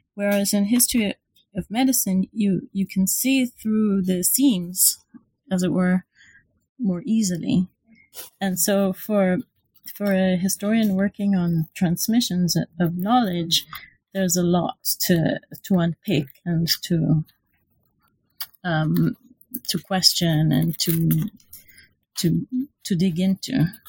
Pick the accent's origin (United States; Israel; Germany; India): Israel; moved away as an adult; now in London, United Kingdom; I'm from from Israel, so I did my undergraduate and MA um, in Israel